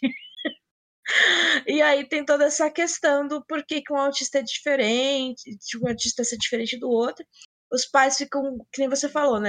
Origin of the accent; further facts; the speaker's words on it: São Paulo, Brazil; sou de São Paulo, e além de falar bolacha